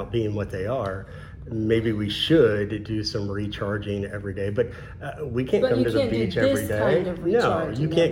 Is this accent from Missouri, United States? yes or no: yes; Missouri, United States; now in Florida, United States; I'm from Missouri